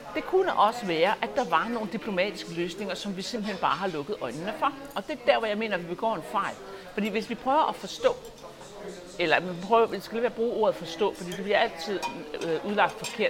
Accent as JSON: {"language": "Danish", "country": "Denmark", "said": "som danske patrioter, og det er det, jeg er"}